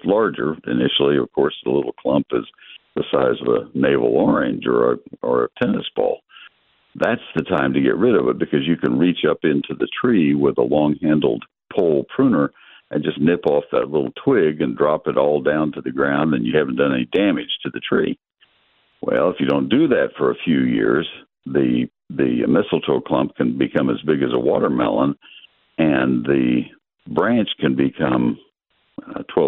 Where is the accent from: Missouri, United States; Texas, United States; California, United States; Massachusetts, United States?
Texas, United States; I grew up in Texas.